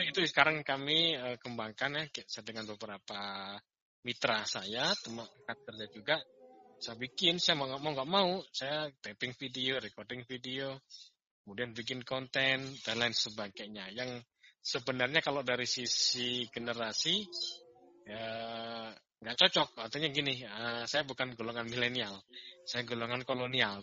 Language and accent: Indonesian; Malang, East Java, Indonesia; moved away as an adult; saya lahir besar di Kota Malang ya. Kemudian saya merantau itu tepatnya di tahun seribu sembilan ratus sembilan puluh tujuh akhir